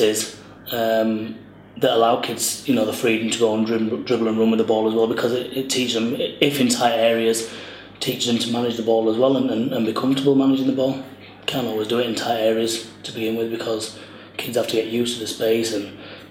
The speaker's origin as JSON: {"language": "English", "region": "England", "country": "United Kingdom", "said": "I'm an Englishman with Italian descendants"}